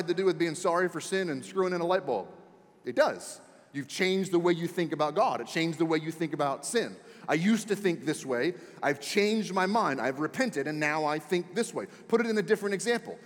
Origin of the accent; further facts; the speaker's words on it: Washington, District of Columbia, United States; moved away; I was born and raised in Washington, D.C., so I was raised a Redskins fan